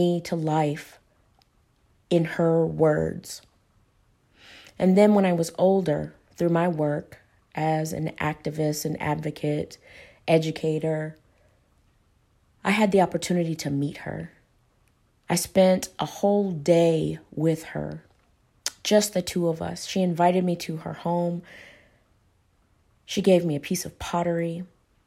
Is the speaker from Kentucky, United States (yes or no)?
yes; Paducah, Kentucky, United States; now in Lexington, United States; I'm originally from Paducah, Kentucky, which is about an hour away from Hopkinsville, Kentucky